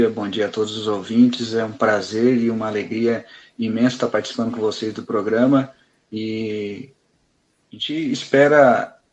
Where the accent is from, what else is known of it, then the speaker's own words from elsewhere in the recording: Orleans, Santa Catarina, Brazil; Eu iniciei uh, na doutrina espírita em 2011, no Centro Espírita Libertação, sou natural de Orleans